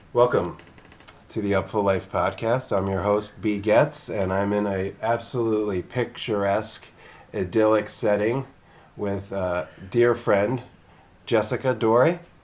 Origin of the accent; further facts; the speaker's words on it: Philadelphia, Pennsylvania, United States; also born or lived in New Orleans, Louisiana; now in Oakland, United States; I'm from the Philadelphia area.